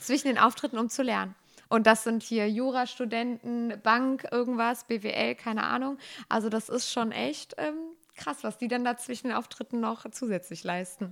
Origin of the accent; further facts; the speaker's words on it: Bechen, North Rhine-Westphalia, Germany; ich komme aus Bechen, also das ist in der Nähe von Bergschlappach noch weiter aufs Land und meine Eltern waren schon in der Tanzgruppe und ich dann als kleines Kind